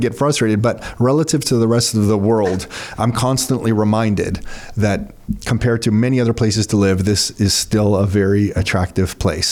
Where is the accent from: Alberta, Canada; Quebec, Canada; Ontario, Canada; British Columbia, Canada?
Ontario, Canada; Mississauga; also born or lived in Toronto; I'm born in Toronto, but grew up in Mississauga. Nick and I both grew up in Mississauga